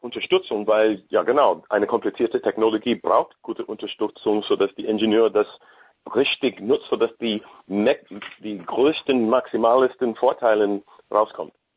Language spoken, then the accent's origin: German; United States; German is a second language; Ich bin Amerikaner sowieso